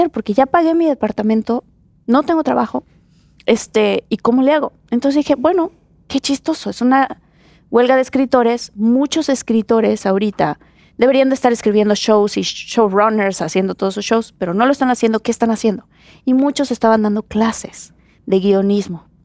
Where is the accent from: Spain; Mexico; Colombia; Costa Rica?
Mexico; moved away as an adult; now in United States; soy mexicana.